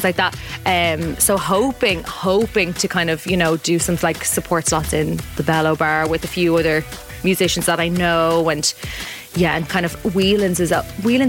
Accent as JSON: {"language": "English", "town": "Dublin", "region": "Leinster", "country": "Ireland", "also_born_or_lived": "Finglas", "said": "I'm like from Ballymun and then was living in Finglas."}